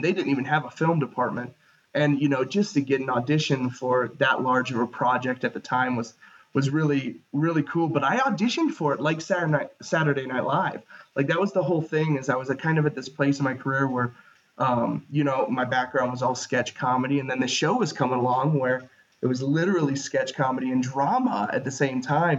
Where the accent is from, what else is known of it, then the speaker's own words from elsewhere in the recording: Ohio, United States; moved away as an adult; also born or lived in Chicago; I'm originally from Ohio